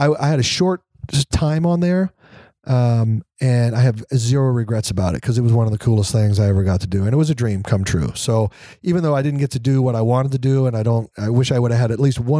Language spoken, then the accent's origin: English; Kansas, United States; moved away as an adult; I was from Kansas and the military